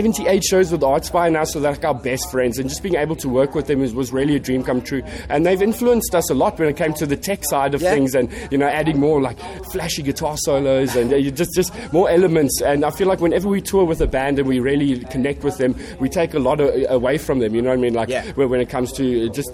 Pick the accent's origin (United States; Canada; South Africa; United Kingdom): South Africa; we come all the way from South Africa